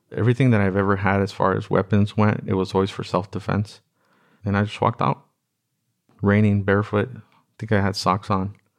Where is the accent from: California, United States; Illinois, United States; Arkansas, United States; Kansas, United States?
California, United States; Los Angeles; I grew up in Watts